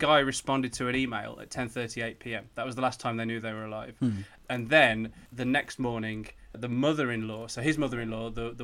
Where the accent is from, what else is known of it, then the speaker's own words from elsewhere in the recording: United Kingdom; I'm British